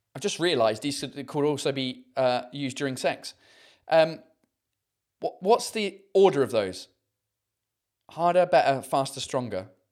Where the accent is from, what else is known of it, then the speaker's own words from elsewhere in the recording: United Kingdom; first language English; moved away as an adult; now in France; I'm British.